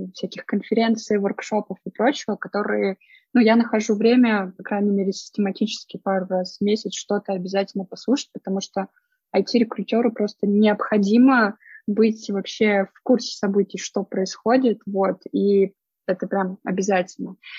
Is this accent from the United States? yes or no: no; Arkhangelsk, Arkhangelsk Oblast, Russia; я сама родом из севера, я из Архангельска